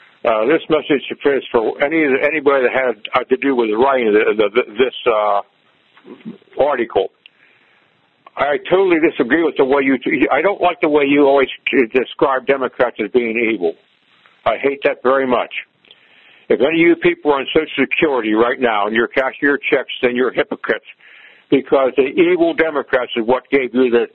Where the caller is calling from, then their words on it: Altoona, Pennsylvania, United States; I'm calling from Altoona, Pennsylvania.